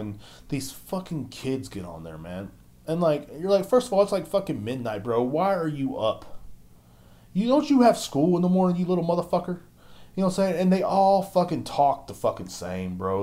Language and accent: English; United States; I'm an American